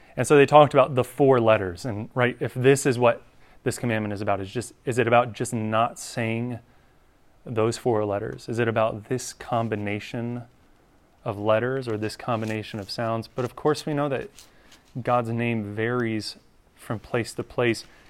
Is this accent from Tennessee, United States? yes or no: no; North Carolina, United States; I grew up in North Carolina